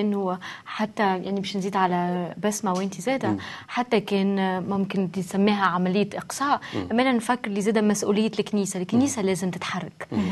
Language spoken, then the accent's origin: Arabic; Tunisia; انا تونسيه نعم. وولدي تونسي